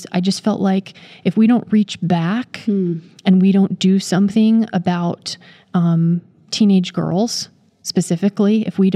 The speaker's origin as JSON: {"language": "English", "region": "Maryland", "country": "United States", "tie": "born or raised there", "said": "I was born and raised in Maryland, so I didn't go far working at North American Division"}